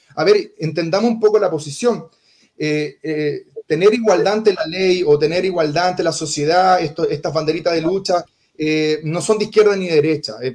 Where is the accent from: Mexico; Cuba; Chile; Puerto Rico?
Chile; Conchalí, Santiago Metropolitan Region; also born or lived in Independencia; nací en Conchalí, pero tuve mi infancia y mi niñez compartida entre Conchelí e Independencia